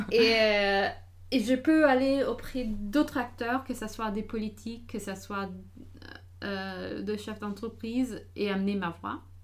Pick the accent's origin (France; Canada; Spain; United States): United States; moved away; j'ai grandi aux États-Unis